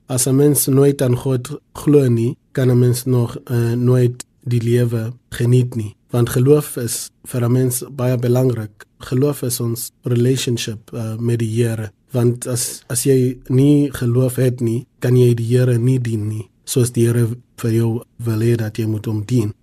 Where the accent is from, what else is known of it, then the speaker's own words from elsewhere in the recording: Soweto, Gauteng, South Africa; ek het in Soweto uh, groot geword. Ek was in 1987 gebore in in Baragwana Hospitaal